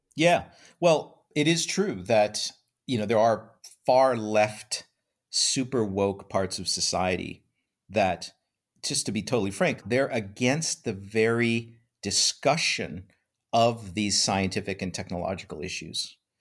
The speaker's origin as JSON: {"language": "English", "region": "Iowa", "country": "United States", "tie": "born or raised there", "said": "I grew up in Iowa, in a, you know, little, very bucolic, small town environment"}